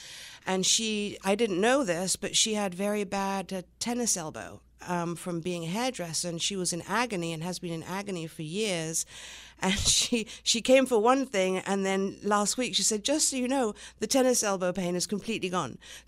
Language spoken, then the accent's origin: English; England, United Kingdom; also born or lived in Long Island, United States; I was born in Long Island, so I am American, but I was only here for a few months, and then moved to England, where my mother's from, and stayed there until I was about nine.